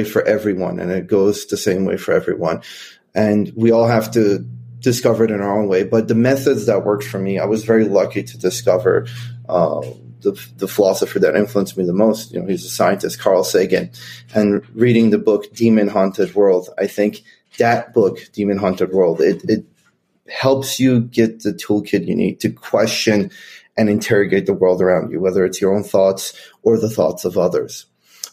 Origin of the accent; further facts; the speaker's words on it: Iran; also born or lived in Kentucky, United States; now in United States; I grew up in Iran.